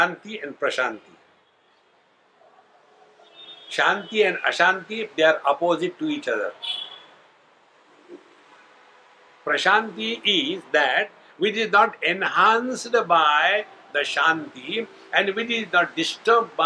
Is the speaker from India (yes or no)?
yes; India; being Indian